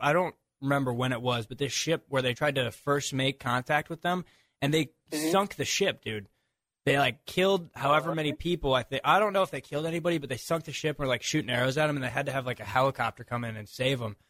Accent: St. Louis, Missouri, United States; moved away; calling all the way from my hometown, St. Louis, Missouri

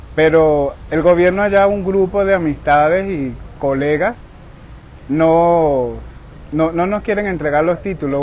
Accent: Carabobo, Venezuela; moved away as an adult; yo soy del estado Carabobo, Venezuela.

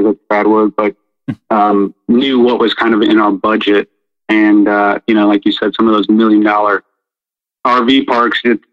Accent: Cleveland, Ohio, United States; now in Florida, United States; I'm originally from Cleveland, so we're transients here also

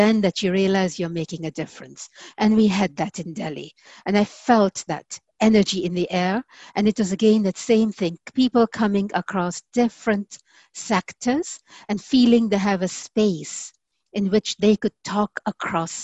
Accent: Kenya; a Kenyan woman

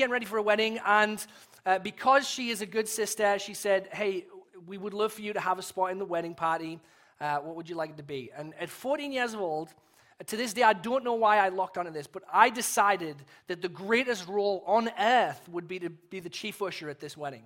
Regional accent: England, United Kingdom; as an Englishman

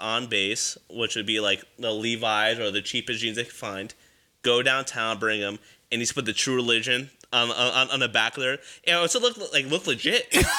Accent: United States; So for us, like, being American, I mean, we live there.

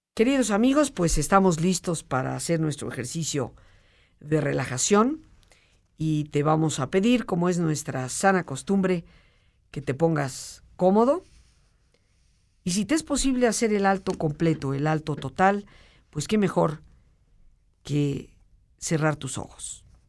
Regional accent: Mexico; nuestra manera como mexicanos

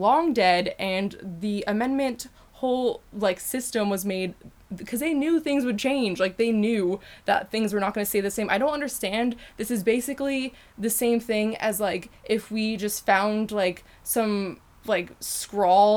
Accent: Connecticut, United States; also born or lived in England; We're from Connecticut.

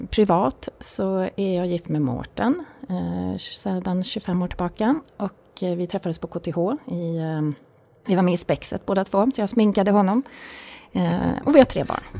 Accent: Tyresö, Stockholm County, Sweden; Jag fyller 50 år i höst. Jag är uppvuxen i Tyresö, eh, söder om Stockholm.

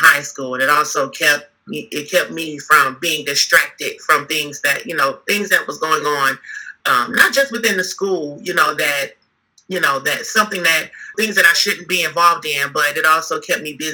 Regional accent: Milwaukee, Wisconsin, United States; Born and raised in Milwaukee, Wisconsin.

